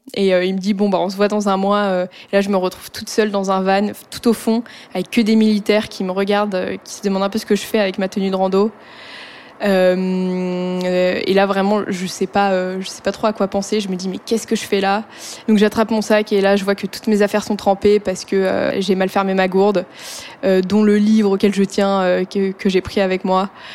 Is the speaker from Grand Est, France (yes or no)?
no; Annecy, Auvergne-Rhône-Alpes, France; J'ai grandi à Annecy